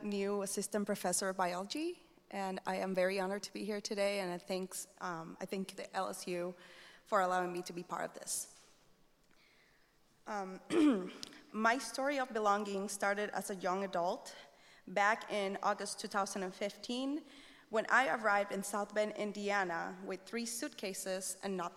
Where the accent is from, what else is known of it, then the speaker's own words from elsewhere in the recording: Puerto Rico; moved away as an adult; my experience growing up in Puerto Rico